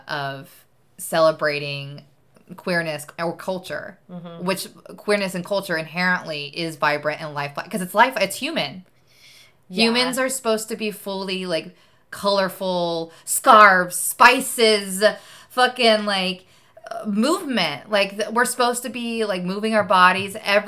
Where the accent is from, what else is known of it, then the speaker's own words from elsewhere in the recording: Nashville, Tennessee, United States; I'm from Nashville, Tennessee